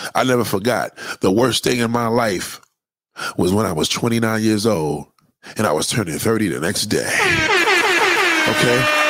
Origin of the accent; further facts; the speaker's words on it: New York City, New York, United States; as a New Yorker, it's very painful for me to watch my childhood be called a 50th anniversary